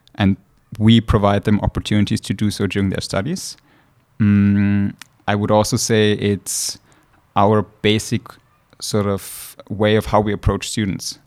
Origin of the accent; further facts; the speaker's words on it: Austria; moved away as an adult; now in St. Gallen, Switzerland; originally from Austria